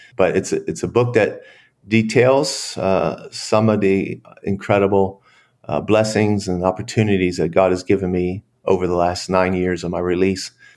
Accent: Pennsylvania, United States; moved away as an adult; now in Dallas, United States; spent time with my sister and family in Pennsylvania, and then I relocated three weeks later in, to here in Dallas, Fort Worth, Texas

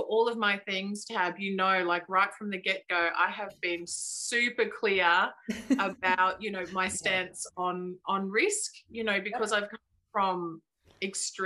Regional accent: Brisbane, Queensland, Australia; I grew up in Brisbane

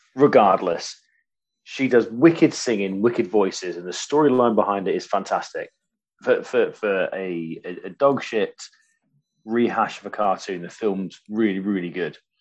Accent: Waltham, Yorkshire and the Humber, United Kingdom; moved away; also born or lived in Cornwall; I grew up in Waltham, a little village outside of Grimsby

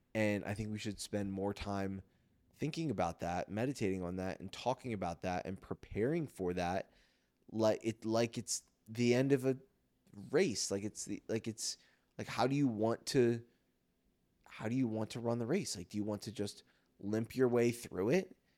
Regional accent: Philadelphia, Pennsylvania, United States; I'm from Philly

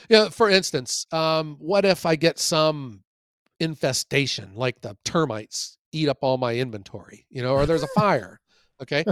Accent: Ohio, United States; I'm from Ohio

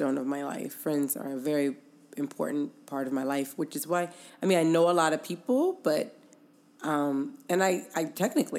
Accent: Inglewood, California, United States; I was born in Inglewood

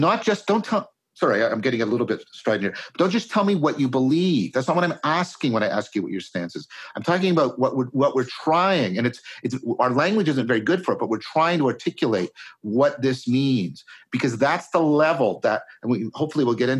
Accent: Canada; I'm a Canadian

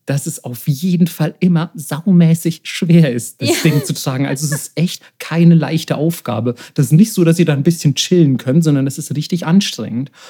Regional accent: Bavaria, Germany; Also, also in Deutschland, beispielsweise, wo ich herkomme, jetzt aus Bayern, also du hättest mich eher totprügeln müssen, als mich in der Lederhose zu sehen.

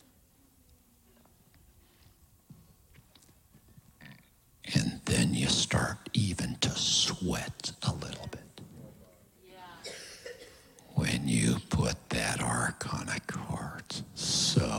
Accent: Kansas City, United States; I come from Kansas City

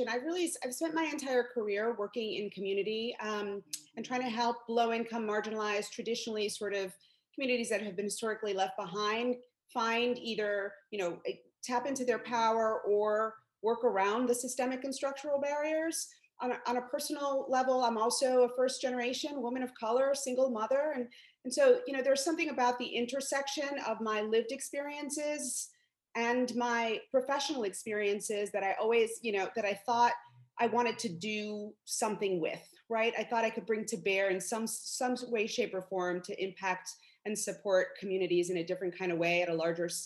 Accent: New York City, New York, United States; born and raised in Brooklyn, New York

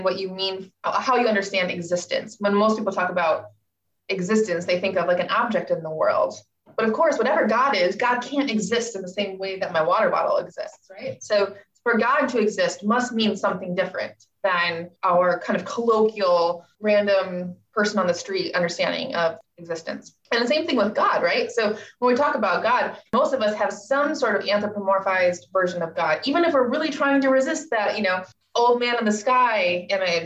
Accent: Michigan, United States; moved away as an adult; also born or lived in New Jersey / Hong Kong; now in Scotland, United Kingdom; I'm originally from Michigan.

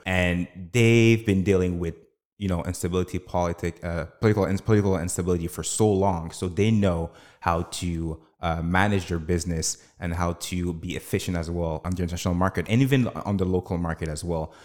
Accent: Canada; I was born and raised in Canada.

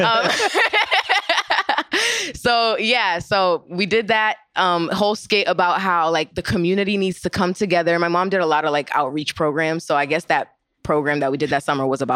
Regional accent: Orlando, Florida, United States; also born or lived in Boston, Massachusetts; I'm originally from Boston, but I grew up in Orlando

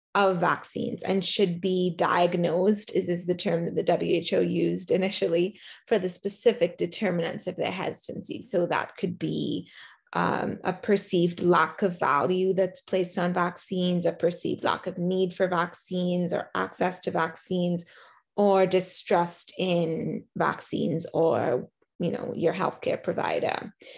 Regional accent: Trinidad & Tobago; me as a Trinidadian

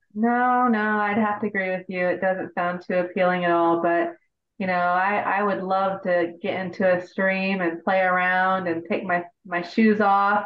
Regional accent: Indiana, United States; Indiana, which is my home state

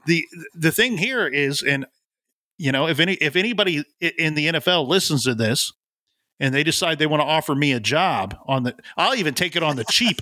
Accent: Ohio, United States; I'm from Ohio

